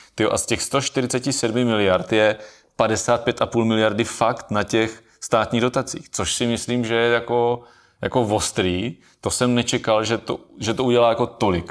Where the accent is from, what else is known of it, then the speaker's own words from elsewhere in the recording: South Moravian Region, Czechia; tady u nás na Jižní Moravě